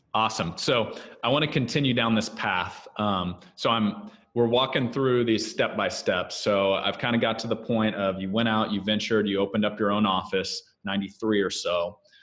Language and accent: English; Kansas, United States; I grew up in Kansas on a farm, throwing a few square bales along the way